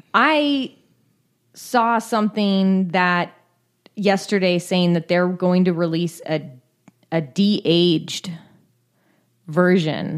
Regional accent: California, United States

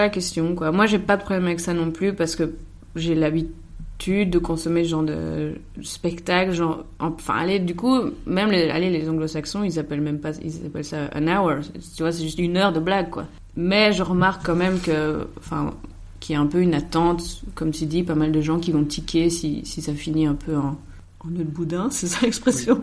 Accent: Soignies, Wallonia, Belgium; Moi, je suis né le 16 décembre 1991 à Soigny, dans le Hainaut, en Belgique

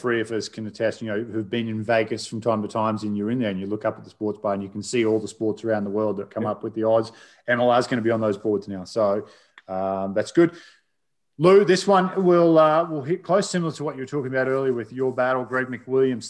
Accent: Australia; I'm Australian

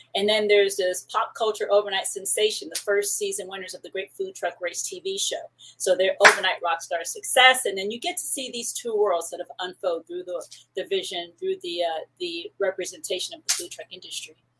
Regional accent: Paramount, California, United States; also born or lived in New York / Puerto Rico (ancestry); my family is Puerto Rican. I was born in New York, and I lived in um, Paramount out here in Southern California, which is like largely Mexican. Uh, I went to high school in that community

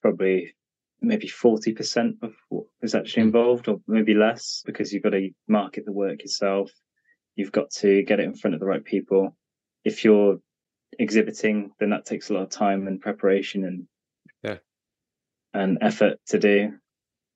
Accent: Cheltenham, South West England, United Kingdom; my hometown in Cheltenham

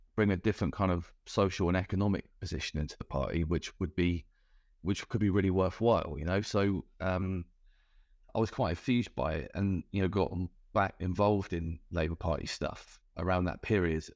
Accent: Cornwall, South West England, United Kingdom; I grew up in Cornwall

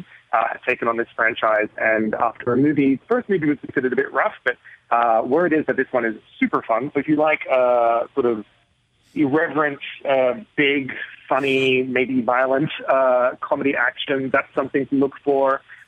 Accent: Australia; I'm originally Australian.

